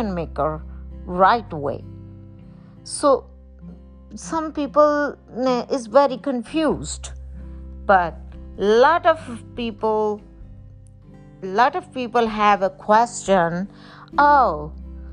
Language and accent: English; Pakistan; I was born in Pakistan